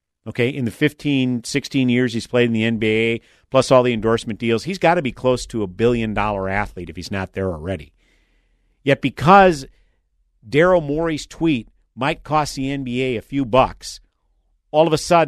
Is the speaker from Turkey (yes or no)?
yes; Turkey; now in United States; Being a champion of tens of thousands of voiceless people in my home country carries a risk that includes death threats and arrest warrants. Earlier this year, Turkey issued an Interpol red notice to hunt me down for being a terrorist.